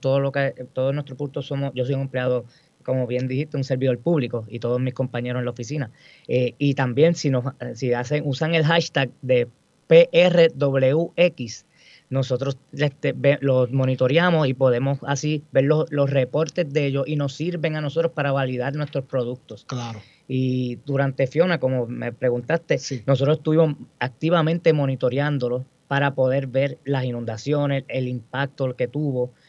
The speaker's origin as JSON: {"language": "Spanish", "town": "Guayama", "country": "Puerto Rico", "tie": "born or raised there", "also_born_or_lived": "Mayagüez", "said": "yo soy del municipio de Guayama, eh, me crié en Guayama toda mi vida"}